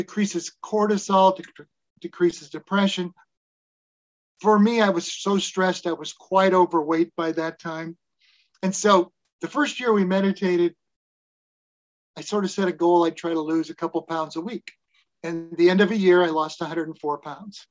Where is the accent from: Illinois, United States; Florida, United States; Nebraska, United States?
Nebraska, United States; moved away; I was from Nebraska